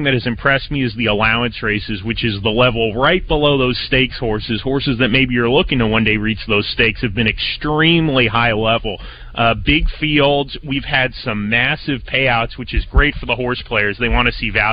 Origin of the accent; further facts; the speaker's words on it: California, United States; moved away; I'm far away from Kansas, so to speak, because I'm from California